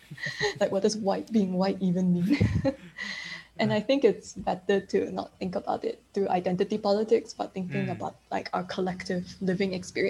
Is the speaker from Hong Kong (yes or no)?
yes; Hong Kong; also born or lived in Beijing; Me coming from a position of growing up in Hong Kong, I actually lived in Beijing for a while as well, and like growing up between many different places, and then where does home actually lie?